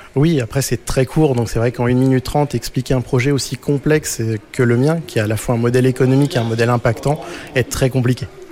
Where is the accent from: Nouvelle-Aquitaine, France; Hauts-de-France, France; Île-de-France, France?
Hauts-de-France, France; Breuil-le-Sec; le fondateur de l'Informatruck, et je viens de Breuil-le-Sec, tout au fond de l'Oise